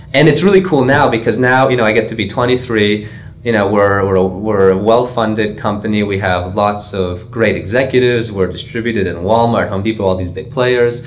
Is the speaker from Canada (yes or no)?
yes; Canada; moved away as an adult; now in Trenton, United States; I'm Canadian